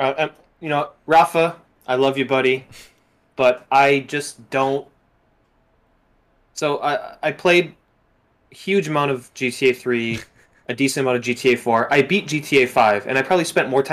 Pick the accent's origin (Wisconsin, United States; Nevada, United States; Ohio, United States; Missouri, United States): Wisconsin, United States; Milwaukee; also born or lived in Chicago; I lived in Chicago for 2 years, right? I'm from Milwaukee.